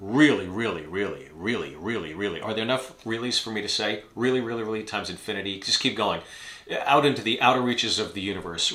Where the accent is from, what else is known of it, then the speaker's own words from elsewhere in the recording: United States; as an American, as someone of mixed heritage myself